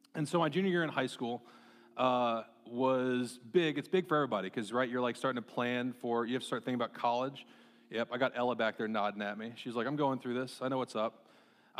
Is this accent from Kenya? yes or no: no; Marshalltown, Iowa, United States; growing up in Marshtown, Iowa